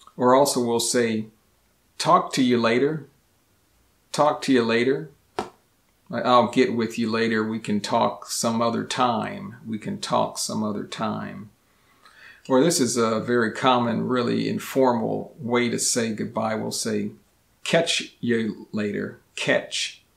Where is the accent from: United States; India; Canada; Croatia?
United States; first language English; I am a native English speaker born and raised in the United States